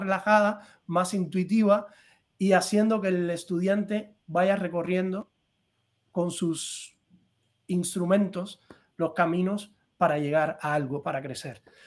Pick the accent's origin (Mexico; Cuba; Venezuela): Cuba; moved away as an adult; also born or lived in Madrid; now in Spain; yo me fui de Cuba.